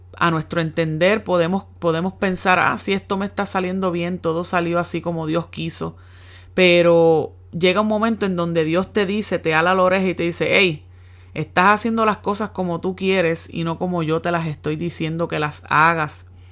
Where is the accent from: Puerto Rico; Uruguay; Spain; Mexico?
Puerto Rico; Yabucoa; moved away as an adult; now in United States; mi pueblo en Yabucoa